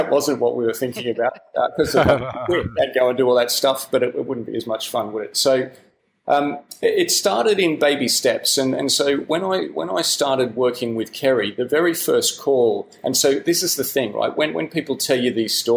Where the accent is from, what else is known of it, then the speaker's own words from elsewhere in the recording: Australia; accent: Australian; moved away as an adult; now in United Kingdom; I'm an Australian, you might hear that in the accent, but I moved to the UK about 12 years ago